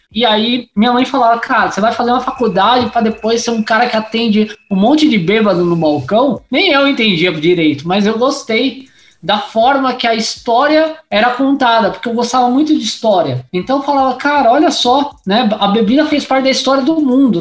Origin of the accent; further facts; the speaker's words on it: São Paulo, Brazil; eu sou da ZL, nasci ali na Vila Formosa, aí rodei Vila Industrial, Parque São Lucas, é, São Mateus